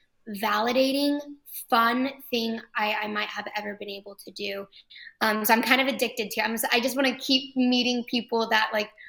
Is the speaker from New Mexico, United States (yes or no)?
no; Fort Worth, Texas, United States; also born or lived in Los Angeles, California; I was born and raised in Fort Worth and migrated back.